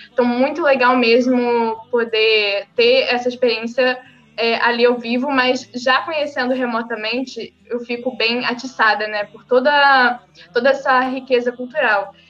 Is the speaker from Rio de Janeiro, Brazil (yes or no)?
yes; São Gonçalo, Rio de Janeiro, Brazil; eu sou do Rio de Janeiro, eu moro em São Gonçalo, nasci e cresci aqui.